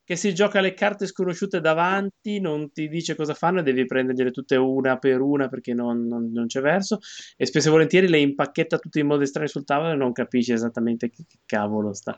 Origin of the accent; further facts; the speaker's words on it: Liguria, Italy; io da buon ligure